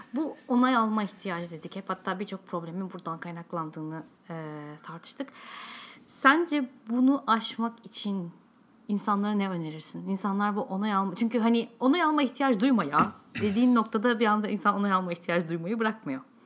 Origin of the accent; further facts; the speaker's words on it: Turkey; accent: Turkish; ben hala da Alman Almancayı yani tamamen bir Türk aksanıyla konuşuyorum